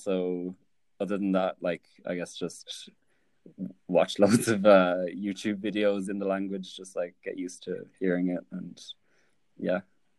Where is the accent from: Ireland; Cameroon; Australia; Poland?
Ireland; also born or lived in Japan; I was born in Japan. So up until I was 5 years old, I was speaking English and Japanese. Then after that, I moved to Ireland, so I kind of forgot my Japanese completely.